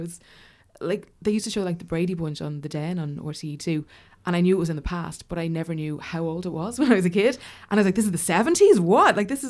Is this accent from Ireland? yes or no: yes; Dublin, Leinster, Ireland; like for a kid growing up in Dublin.